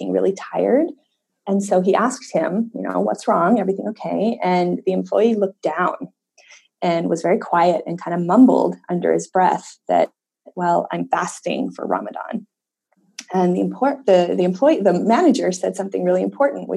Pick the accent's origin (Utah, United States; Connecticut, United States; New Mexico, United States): Utah, United States; Layton; I grew up in Utah, in a little town called Layton, Utah, which at the time was about 95% Mormon